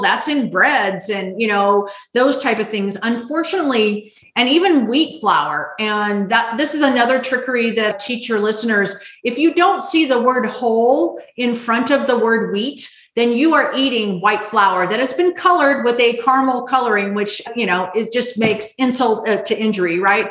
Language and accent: English; Las Vegas, Nevada, United States; I grew up in Las Vegas, Nevada